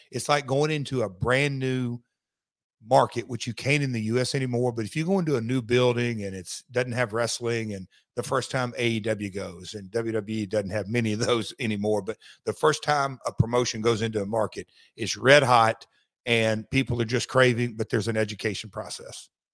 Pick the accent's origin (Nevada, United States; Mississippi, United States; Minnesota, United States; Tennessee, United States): Tennessee, United States; Nashville; I'm from Nashville